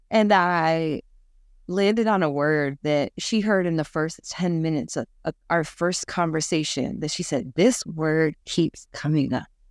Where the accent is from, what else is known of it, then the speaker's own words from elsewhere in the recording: New York, United States; I'm a New Yorker.